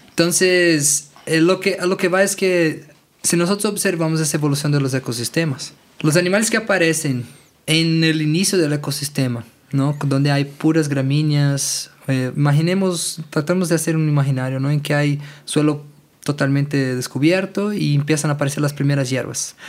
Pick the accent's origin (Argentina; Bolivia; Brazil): Brazil; Brasília, Federal District; Spanish is a second language; moved away as an adult; now in Tepoztlán, Mexico; Yo soy originario de Brasilia, soy hijo de agricultor y venimos, vinimos para México en un, periodo hace cinco años más o menos